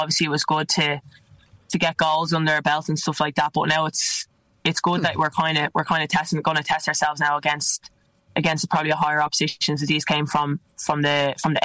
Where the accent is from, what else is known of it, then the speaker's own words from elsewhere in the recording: Ireland; also born or lived in Italy; now in London, United Kingdom; us Irish